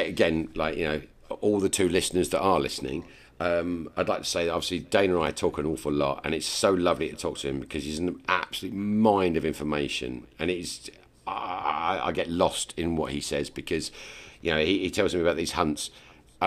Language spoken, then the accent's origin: English; England, United Kingdom; I'm English